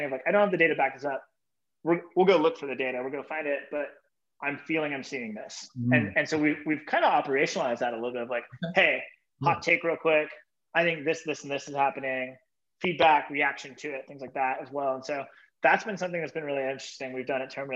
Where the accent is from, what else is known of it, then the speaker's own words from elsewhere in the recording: Bay Area, California, United States; I was born and raised in the Bay Area